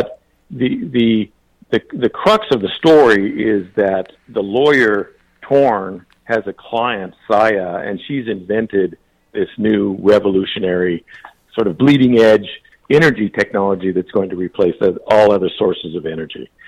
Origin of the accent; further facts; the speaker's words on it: Boise, Idaho, United States; also born or lived in Anchorage; I was born in Anchorage because my father was in the military there. He was a lawyer in the Judge Advocate General's office there. Um, but after he was discharged, um, he moved back to the Boise area in Idaho when I was one year old.